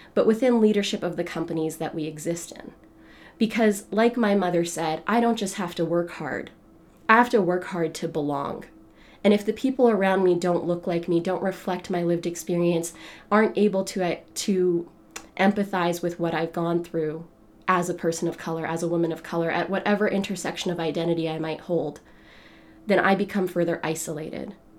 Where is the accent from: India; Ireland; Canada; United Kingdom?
Canada; I was born in Canada